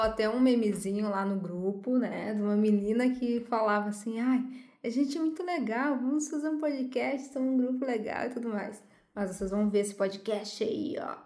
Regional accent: Santo Ângelo, Rio Grande do Sul, Brazil; sou de Santo Ângelo

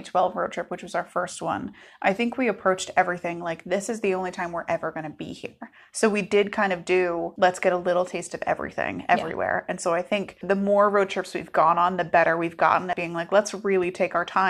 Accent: New England, United States; we're from New England.

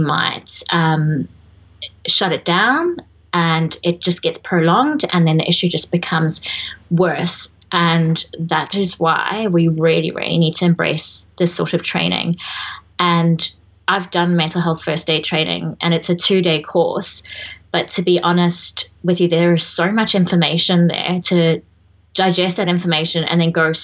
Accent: South Africa; moved away; being South African

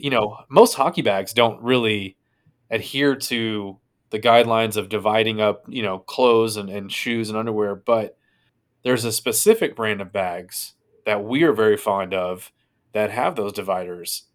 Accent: United States; we are lowly people from the States that know one language

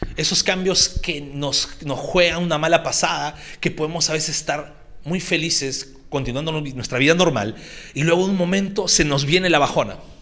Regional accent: Peru; estamos en nuestro mes de libertad como peruanos

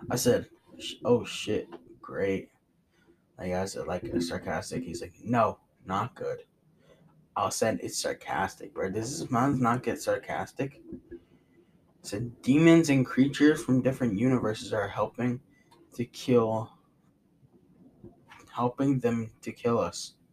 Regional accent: United States; accent: New York; I have one fourth of my accent is New York accent. Uh, two. Mm, I probably say like two, two chunks out of four are New Jersey accent, and then like another one's like Virginia or some shit.

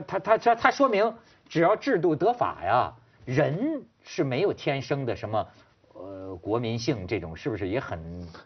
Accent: China; 咱们大陆人一听以为是什么雷锋一样的生活

